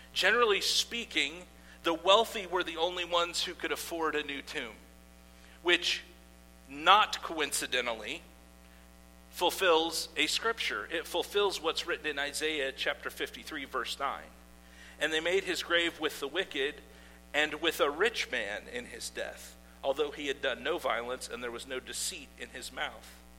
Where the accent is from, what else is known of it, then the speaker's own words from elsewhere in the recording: Iowa, United States; I grew up in Iowa